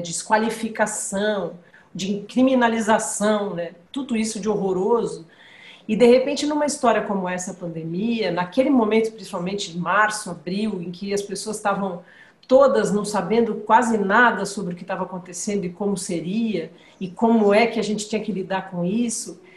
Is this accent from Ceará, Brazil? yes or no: no; São Paulo, Brazil; Eu sou paulista